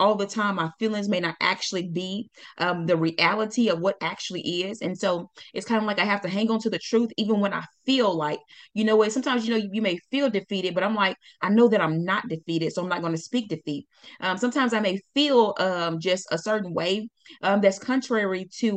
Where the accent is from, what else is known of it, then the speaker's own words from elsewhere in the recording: Pine Bluff, Arkansas, United States; moved away; That's where I was born and raised.